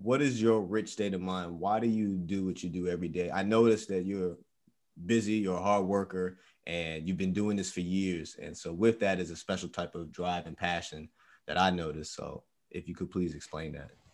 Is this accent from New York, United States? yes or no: yes; New York, United States; moved away; we're actually from New York